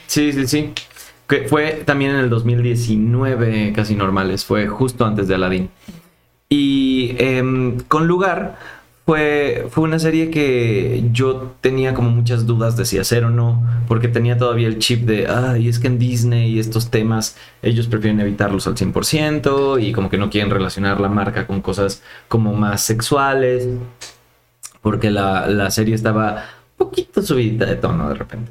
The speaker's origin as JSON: {"language": "Spanish", "town": "Mérida", "region": "Yucatán", "country": "Mexico", "moved": "as an adult", "lives_now": "Mexico City, Mexico", "said": "yo soy de Mérida"}